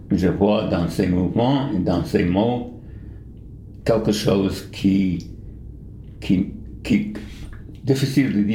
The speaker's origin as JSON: {"language": "French", "region": "New York", "country": "United States", "tie": "born or raised there", "also_born_or_lived": "India / Japan", "second_language": "French", "moved": "as an adult", "lives_now": "Bern, Switzerland", "said": "Je suis américain, né à New York, et euh, j'ai passé les premiers 30 ans de ma vie à New York, de ville de New York. Et après, je suis allé en, à l'Inde. Et après l'Inde, je suis allé au Japon"}